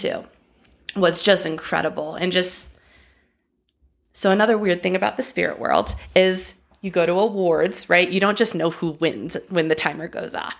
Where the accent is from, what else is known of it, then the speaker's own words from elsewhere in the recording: Los Angeles, California, United States; I grew up dancing in Los Angeles.